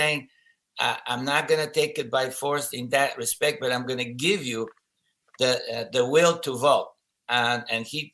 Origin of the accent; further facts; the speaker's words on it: Harrisburg, Pennsylvania, United States; We're from Pennsylvania, both of us, Harrisburg, PA